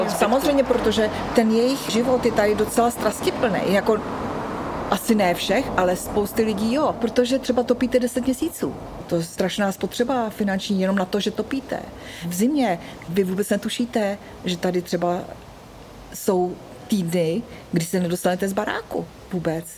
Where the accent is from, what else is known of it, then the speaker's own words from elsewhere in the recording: Jirkov, Ústí nad Labem Region, Czechia; now in Vejprty, Czech Republic; pocházím původně z Podkrušnohoří, z městečka Jirkov.